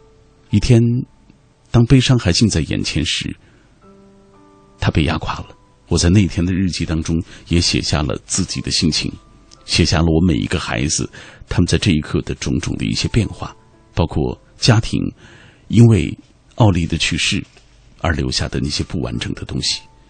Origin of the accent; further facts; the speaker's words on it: China; 我们中国人有一句话说：“白发人送黑发人。”